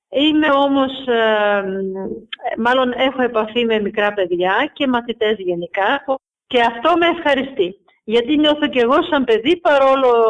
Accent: Soufli, Eastern Macedonia and Thrace, Greece; Μ' αρέσει ο τόπο μου όπω είναι.

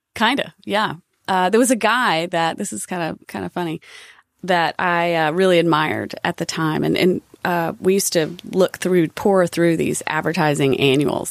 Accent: Statesville, North Carolina, United States; accent: Southern; I grew up in Statesville, North Carolina

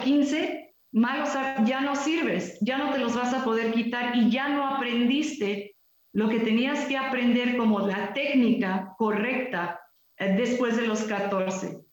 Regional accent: Mexico

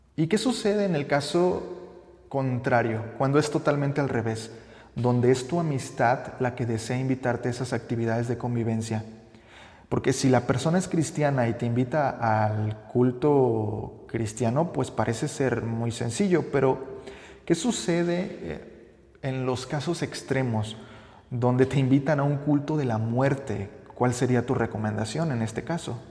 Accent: Mexico; como buenos mexicanos nos encanta conocer la arquitectura de algunos templos católicos

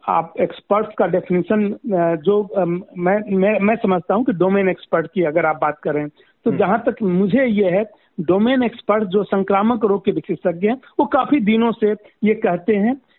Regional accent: Uttar Pradesh, India; मैं यूपी से बिलोंग करता हूँ

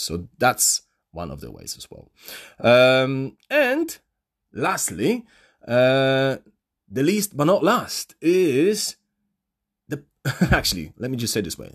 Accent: Poland; accent: Polish; first language Polish; English is a second language; my mother language, which is Polish

